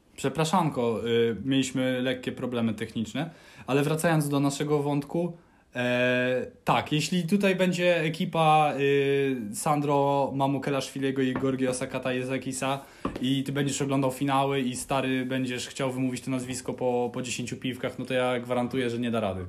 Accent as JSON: {"language": "Polish", "town": "Puławy", "region": "Lublin Voivodeship", "country": "Poland", "tie": "born or raised there", "said": "ja się wychowywałem w Puławach."}